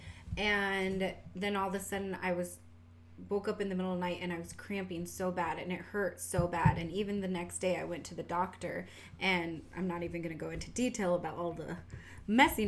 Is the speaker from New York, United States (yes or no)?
no; Washington, United States; accent: southern; We get that southern accent, but we grew up in Washington